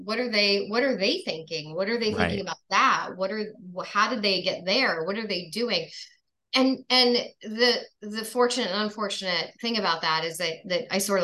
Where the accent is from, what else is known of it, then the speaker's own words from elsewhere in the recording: New York, United States; I grew up in New York